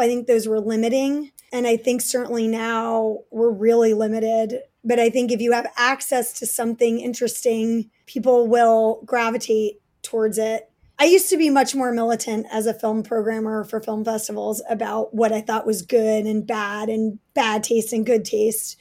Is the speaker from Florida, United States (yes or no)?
no; New York City, New York, United States; I grew up in Manhattan and Brooklyn